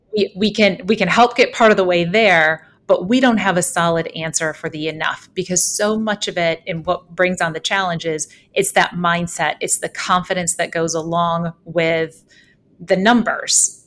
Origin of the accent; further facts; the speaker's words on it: Holland, Michigan, United States; moved away; I grew up in southwestern Michigan in Holland, kind of across the lake from Chicago